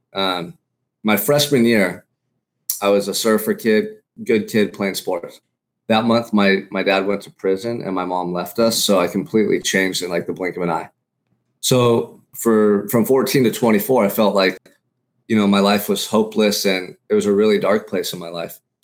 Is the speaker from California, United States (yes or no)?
yes; Santa Barbara, California, United States; Growing up in Santa Barbara, for me, has been, like, paradise